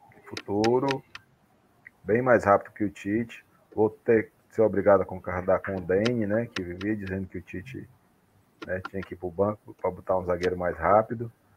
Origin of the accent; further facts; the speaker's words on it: Brazil; eu sou brasileiro